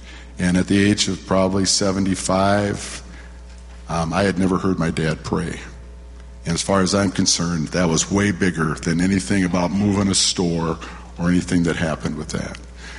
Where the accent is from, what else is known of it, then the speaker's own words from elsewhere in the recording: Waterloo, Iowa, United States; now in Minneapolis, United States; And in 1955, we moved to Minneapolis from Waterloo, Iowa. And my dad had the courage to take take his family to a new place and a new life.